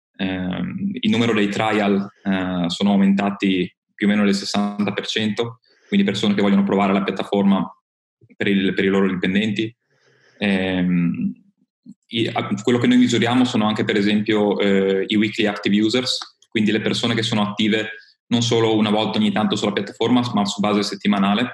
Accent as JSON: {"language": "Italian", "region": "Friuli-Venezia Giulia", "country": "Italy", "said": "io vengo dal Friuli Venezia Giulia"}